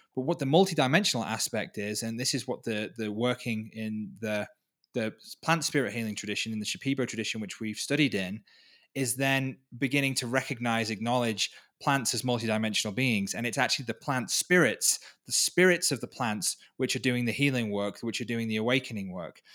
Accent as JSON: {"language": "English", "region": "Wales", "country": "United Kingdom", "moved": "as an adult", "lives_now": "Peru", "said": "I was from Wales, from the U K"}